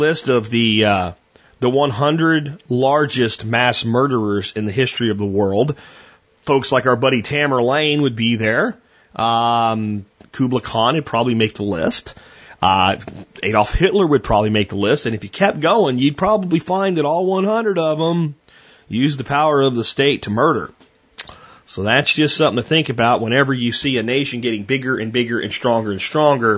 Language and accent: English; United States; as an American